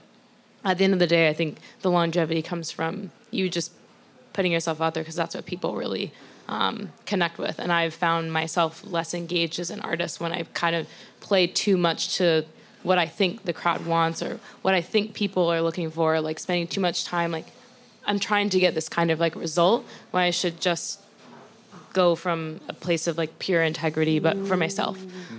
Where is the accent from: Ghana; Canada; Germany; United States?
United States; the South; You know, that's how I was raised. I'm from the South. We're polite. We're courteous to people